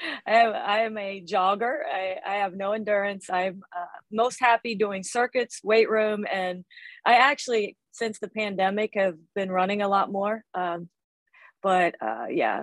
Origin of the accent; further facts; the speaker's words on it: West Virginia, United States; moved away as an adult; also born or lived in Ohio; now in Miami, United States; I grew up in West Virginia and went to school at Ohio University.